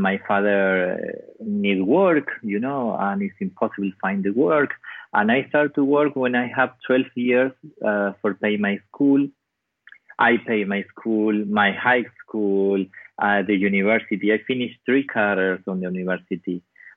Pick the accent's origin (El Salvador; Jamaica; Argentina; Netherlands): Argentina; Patagonia; English is a second language; My hometown is one little town in the south of Argentina. It's 3 hours flight to Buenos Aires. It's in the center of Patagonia.